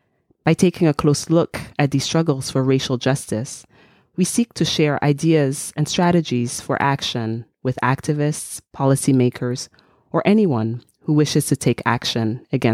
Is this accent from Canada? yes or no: no; Togo; also born or lived in United States; I am Togolese American.